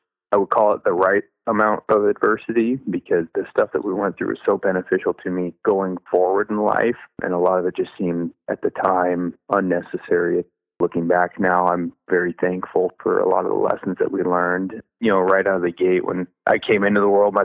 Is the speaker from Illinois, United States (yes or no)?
no; Camano Island, Washington, United States; also born or lived in Oregon; I grew up in Western Washington, where I live now, on Kamano Island